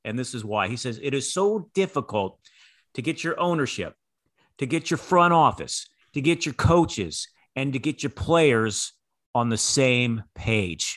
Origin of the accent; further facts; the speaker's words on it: Bay Area, California, United States; I grew up in the Bay Area